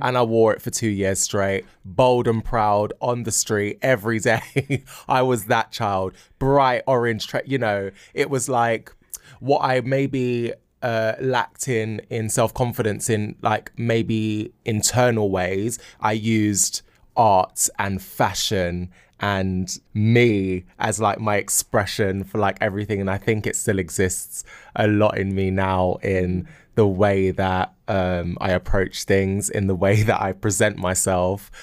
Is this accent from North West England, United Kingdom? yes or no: no; London, United Kingdom; I grew up in Battersea, um, and growing up, you know, here and in South London